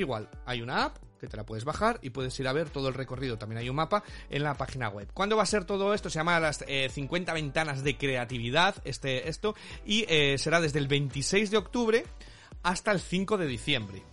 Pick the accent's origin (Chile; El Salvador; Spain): Spain; now in United Kingdom